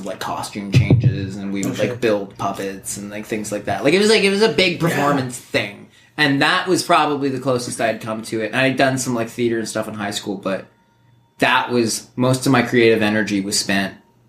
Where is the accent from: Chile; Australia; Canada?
Canada; Vancouver, British Columbia; moved away; also born or lived in New York; we grew up in Vancouver